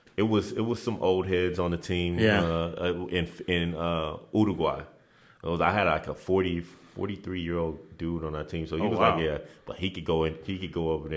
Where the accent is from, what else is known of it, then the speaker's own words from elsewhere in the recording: Nigeria; As growing up in Nigeria, it was like, hey, man. Like, family this, family that.